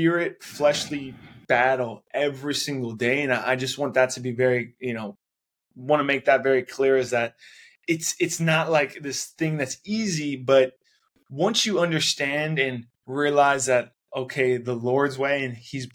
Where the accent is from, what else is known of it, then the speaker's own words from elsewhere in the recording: Cleveland, Ohio, United States; I grew up on in Cleveland, Ohio